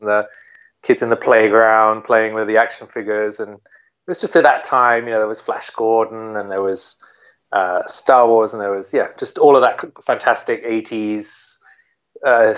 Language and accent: English; near Shepperton Studios, South East England, United Kingdom; I was a kid in England. I grew up near Shepperton Studios